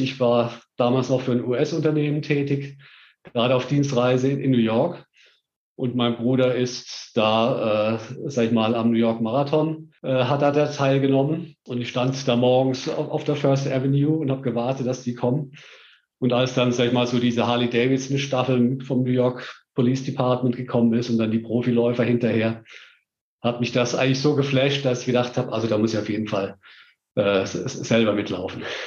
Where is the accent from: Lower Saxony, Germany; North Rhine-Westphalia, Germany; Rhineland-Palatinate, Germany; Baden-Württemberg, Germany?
Baden-Württemberg, Germany; Heidelberg; moved away as an adult; now in Stuttgart, Germany; in meiner Jugend in Heidelberg